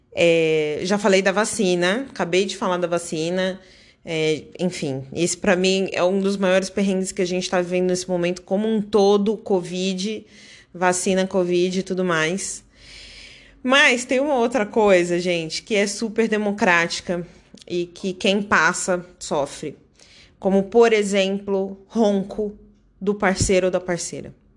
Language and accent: Portuguese; Brazil; also born or lived in Dublin, Ireland; eu, como brasileira